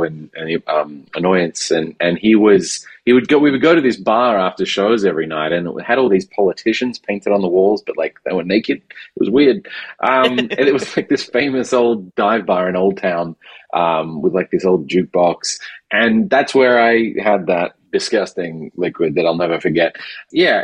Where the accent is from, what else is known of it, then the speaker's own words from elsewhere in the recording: Perth, Western Australia, Australia; moved away as an adult; also born or lived in Melbourne, Australia; now in New York, United States; I grew up in Perth, I was doing stand-up in Perth, then I moved to Melbourne